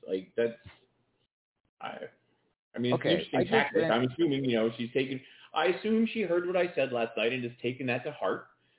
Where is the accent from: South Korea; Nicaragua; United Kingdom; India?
United Kingdom; England; Well, I am English.